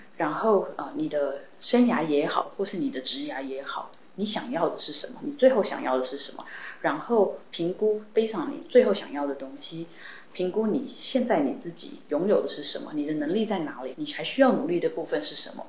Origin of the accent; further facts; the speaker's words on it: Taiwan; moved away as an adult; also born or lived in United States; 毕竟我在台湾长大，那我的家人跟其实是都在台湾的